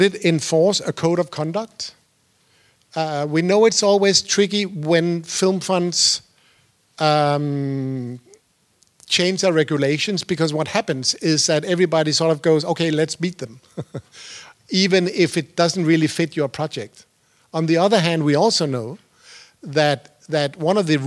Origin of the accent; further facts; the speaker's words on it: Denmark; I used to be a producer. I'm from Denmark.